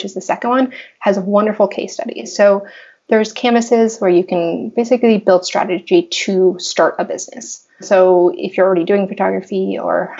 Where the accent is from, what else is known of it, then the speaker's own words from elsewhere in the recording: Los Angeles, California, United States; I'm born and raised in Los Angeles